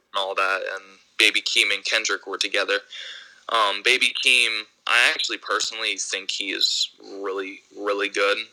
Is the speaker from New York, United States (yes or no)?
yes; Ithaca, New York, United States; now in Royersford, United States; I grew up in Ithaca, New York. I, I live in uh, PA now.